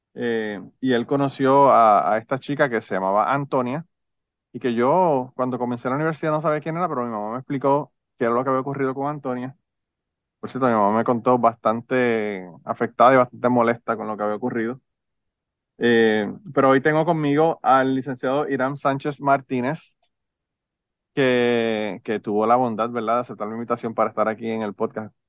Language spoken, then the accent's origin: Spanish; Utuado, Puerto Rico; yo soy de Utuado también